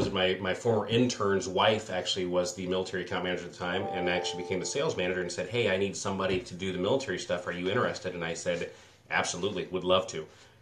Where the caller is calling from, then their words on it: Mapleton, Illinois, United States; Right outside of Peoria, Illinois, out here in the country in Mapleton, Illinois.